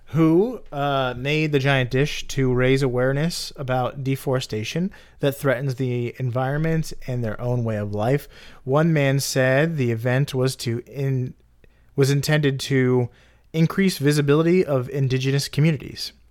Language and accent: English; Florida, United States; I'm like being from Florida, the, the whole the whole state is a canal